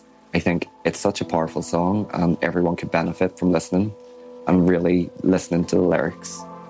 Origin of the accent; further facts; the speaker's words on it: Northern Ireland, United Kingdom; I'm 24 and I'm from Northern Ireland.